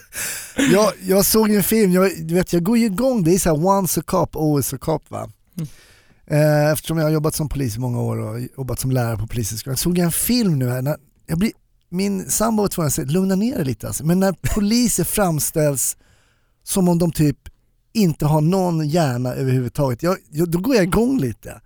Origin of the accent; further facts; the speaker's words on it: Germany; now in Sweden; som tysk